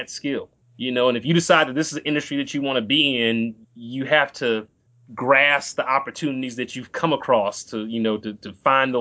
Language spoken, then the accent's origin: English; Compton, California, United States; I'm originally from Compton, California